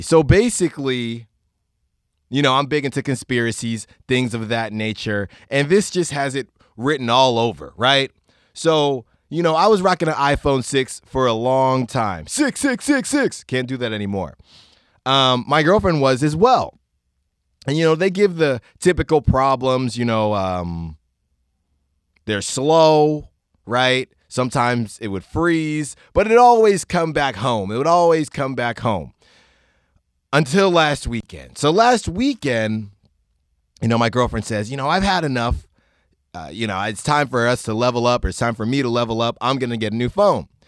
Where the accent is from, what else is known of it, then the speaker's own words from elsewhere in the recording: Concord, California, United States; I grew up in Concord